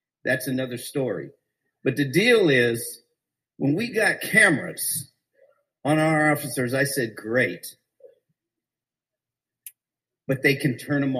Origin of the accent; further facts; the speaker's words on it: Phoenix, Arizona, United States; I was a kid growing up in Wedgwood helping the police.